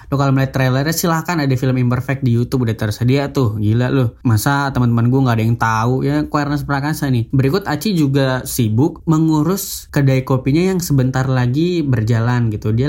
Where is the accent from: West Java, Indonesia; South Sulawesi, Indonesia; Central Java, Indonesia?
South Sulawesi, Indonesia; Makassar; Gue gak perlu datang ke kota gue sendiri misalnya di Makassar. Saya itu orang Makassar